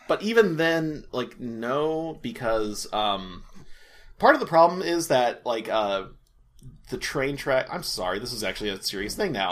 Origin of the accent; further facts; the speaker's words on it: Topeka, Kansas, United States; moved away; I'm originally from Kansas, and Topeka